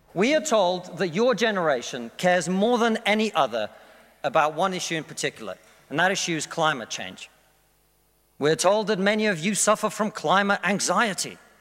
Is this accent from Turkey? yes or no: no; Russia; now in United Kingdom